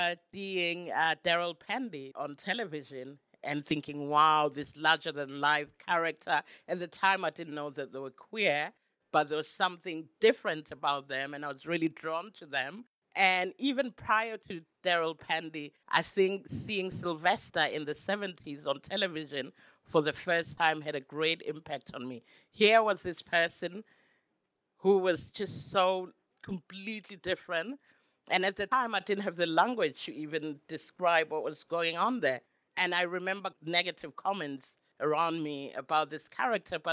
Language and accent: English; Soweto, Gauteng, South Africa; now in Berlin, Germany; I grew up in Soweto